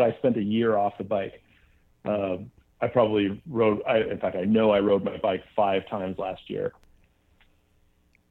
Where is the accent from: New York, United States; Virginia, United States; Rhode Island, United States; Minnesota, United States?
Minnesota, United States; Minneapolis; now in Seattle, United States; living in like the rock and roll mecca of Seattle, you know, growing up in Minneapolis